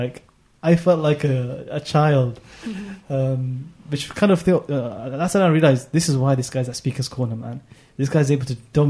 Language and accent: English; London, United Kingdom; I'm from London, of course